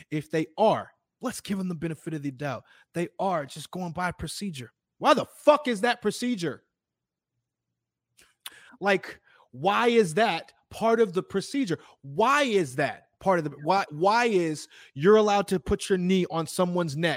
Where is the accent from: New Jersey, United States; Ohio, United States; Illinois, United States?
Illinois, United States; I'm from Illinois